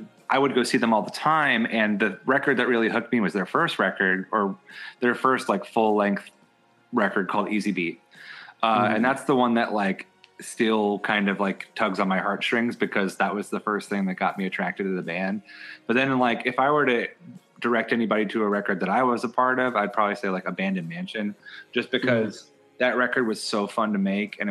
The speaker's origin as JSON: {"language": "English", "town": "Philadelphia", "region": "Pennsylvania", "country": "United States", "tie": "born or raised there", "said": "I grew up in Philly, in a section of town called Fairmount, right outside of Center City"}